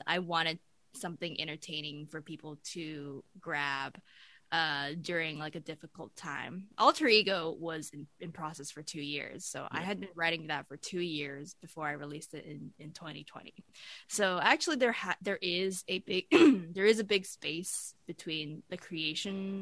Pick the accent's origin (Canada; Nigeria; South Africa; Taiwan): Taiwan; Taipei; moved away as an adult; I grew up in Taipei for the first 18 years of my life